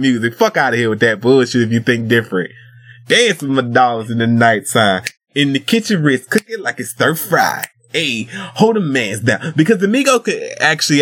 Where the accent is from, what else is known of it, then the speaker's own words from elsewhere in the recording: the South, United States; I'm Southern. Because I'm from the South